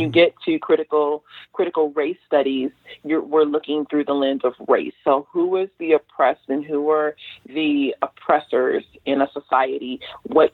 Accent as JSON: {"language": "English", "town": "Los Angeles", "region": "California", "country": "United States", "tie": "born or raised there", "said": "I grew up in South"}